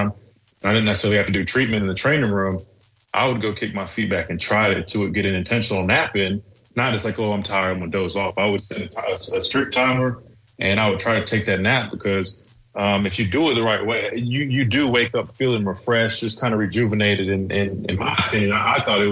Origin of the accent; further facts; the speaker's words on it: South Carolina, United States; growing up in South Carolina and then being here